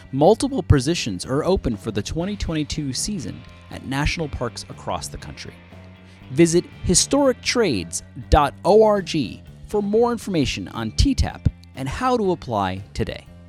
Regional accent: Buffalo, New York, United States; moved away; I grew up in Buffalo

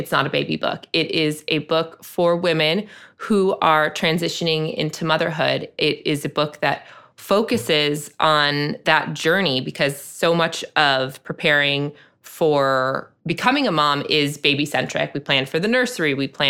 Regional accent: Chicago, Illinois, United States; not everybody was born and raised in the South Side of Chicago and has that word as part of their vernacular.

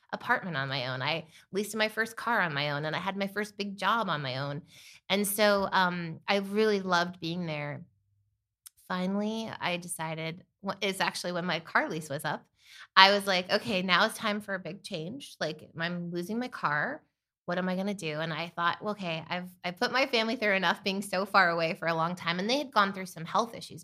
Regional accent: Bethlehem, Pennsylvania, United States; moved away as an adult; also born or lived in Malibu, California; Originally, I'm from Bethlehem, Pennsylvania

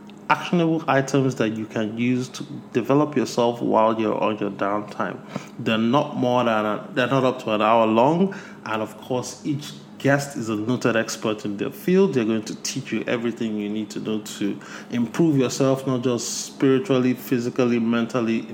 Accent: Nigeria; my home country of Nigeria

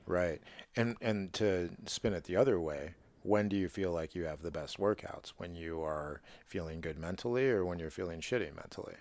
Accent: Midwest, United States; as a Midwesterner

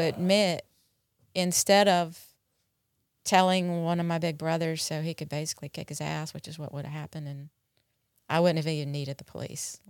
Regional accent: North Carolina, United States; moved away as an adult; also born or lived in Dallas, Texas; now in Mississippi, United States; I grew up in North Carolina

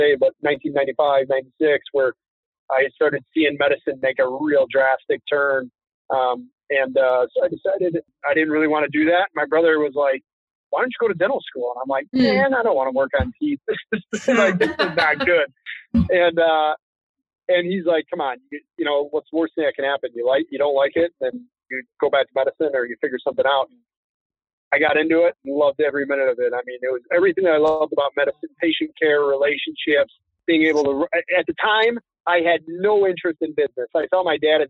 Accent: Chicago, Illinois, United States; Born and raised Chicago, Illinois

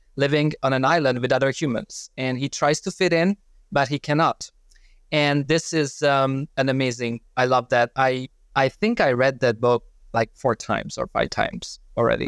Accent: Hungary; moved away as an adult; originally I'm from Hungary

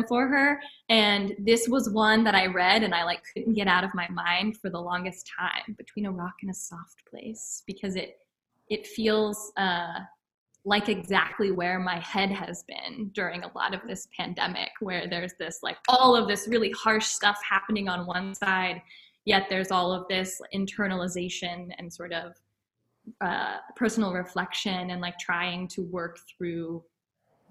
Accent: Cincinnati, United States; moved away as an adult; now in Baltimore, United States; I come from Cincinnati, Northern Kentucky originally, but I have been based in Baltimore for the past couple of years.

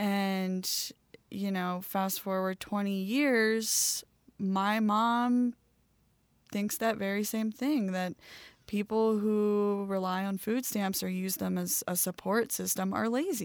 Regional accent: Baltimore, Maryland, United States; So growing up in Baltimore, Maryland, I grew up in the ghetto right outside of Baltimore City.

